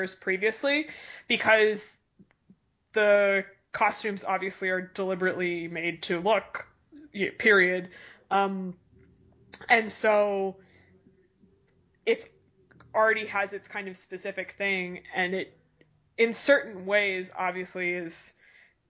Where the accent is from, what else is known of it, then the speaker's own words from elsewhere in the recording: Boston, Massachusetts, United States; I am from Boston and grew up